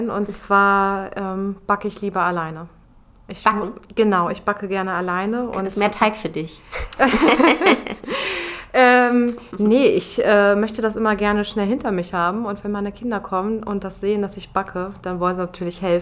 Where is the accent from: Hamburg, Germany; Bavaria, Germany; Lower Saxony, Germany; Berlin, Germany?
Lower Saxony, Germany; Ich {S2} komme aus dem Deister.